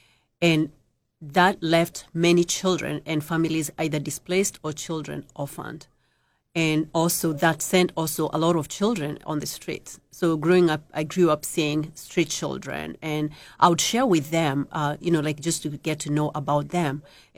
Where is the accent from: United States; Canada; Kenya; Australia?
Kenya; moved away as an adult; I came from Kenya 19 years ago with my two children, 2.5 and 8 years.